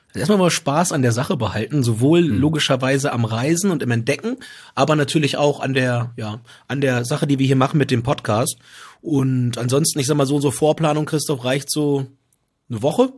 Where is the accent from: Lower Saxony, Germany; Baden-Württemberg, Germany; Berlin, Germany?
Lower Saxony, Germany; Southern; moved away as an adult; ich einfach Südniedersachse bin